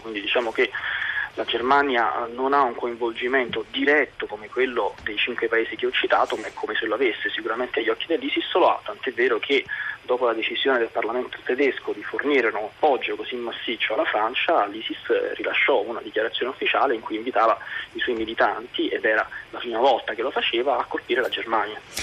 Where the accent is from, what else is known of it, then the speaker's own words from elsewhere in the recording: Italy; io sono molto fiero di essere italiano perché il mio è un bellissimo paese